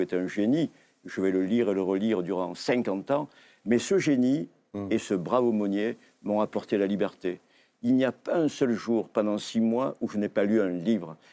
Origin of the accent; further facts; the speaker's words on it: Provence-Alpes-Côte d'Azur, France; j'étais provençal comme lui